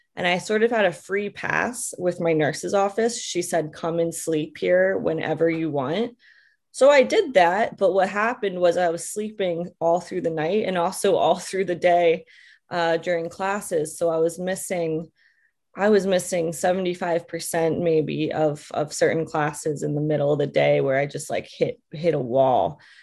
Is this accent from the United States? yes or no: yes; Bucks County, Pennsylvania, United States; moved away; I grew up in Bucks County, Pennsylvania, in the middle of the forest